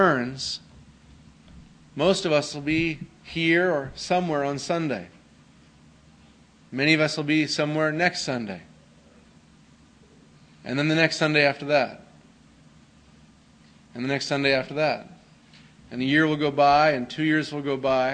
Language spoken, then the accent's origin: English; Canada; I grew up in Canada